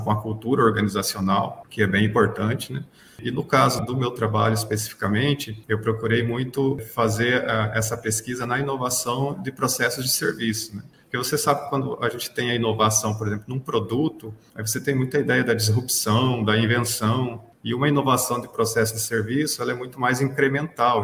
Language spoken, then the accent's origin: Portuguese; Telêmaco Borba, Paraná, Brazil; also born or lived in Macapá; now in Brasília, Brazil; Eu sou natural do Paraná, né, numa cidade chamada Telemaco Borba.